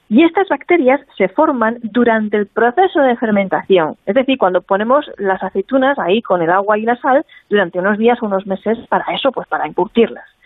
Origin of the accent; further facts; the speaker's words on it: Spain; como le decimos en mi tierra